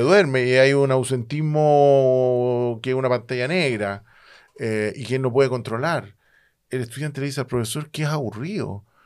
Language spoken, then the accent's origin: Spanish; Chile; yo vengo de Chile